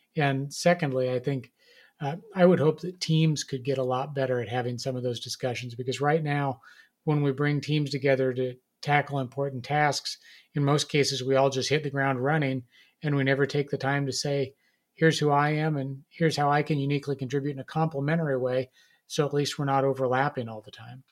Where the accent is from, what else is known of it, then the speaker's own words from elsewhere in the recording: Nebraska, United States; I grew up in Nebraska